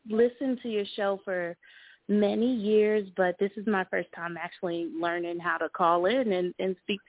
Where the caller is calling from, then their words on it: Charlotte, North Carolina, United States; I'm calling from Charlotte, North Carolina.